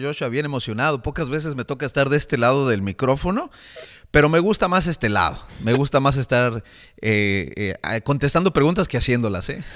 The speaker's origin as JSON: {"language": "Spanish", "town": "Toluca", "region": "State of Mexico", "country": "Mexico", "tie": "born or raised there", "said": "Soy mexicano, nací en la ciudad de Toluca, mm. Toluca, México."}